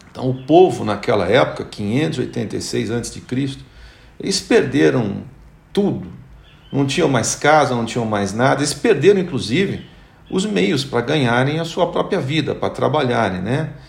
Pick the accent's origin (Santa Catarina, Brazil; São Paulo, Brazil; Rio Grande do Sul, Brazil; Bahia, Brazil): São Paulo, Brazil; born there; Lá no, no grito do Ipiranga, lá em São Paulo, onde eu nasci.